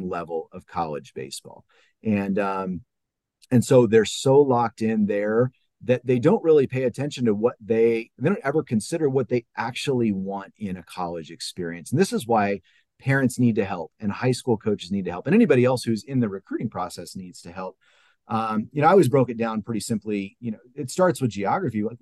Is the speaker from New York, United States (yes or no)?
no; California, United States; now in Ohio, United States; I'm from California. I live in Ohio. I moved to Ohio